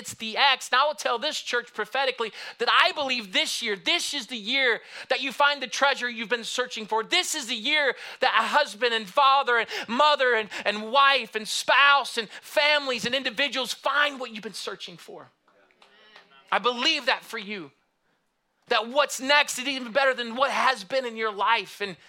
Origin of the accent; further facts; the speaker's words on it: Michigan, United States; moved away; also born or lived in Houston; I grew up in Michigan